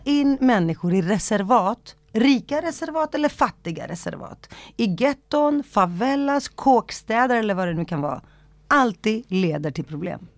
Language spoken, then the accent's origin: Swedish; Stockholm, Stockholm County, Sweden; Swedish is a second language; när jag växte upp i Rinkeby